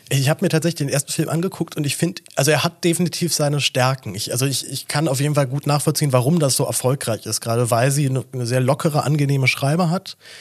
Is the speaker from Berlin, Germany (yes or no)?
yes; Berlin, Germany; Ich bin ja selber Berliner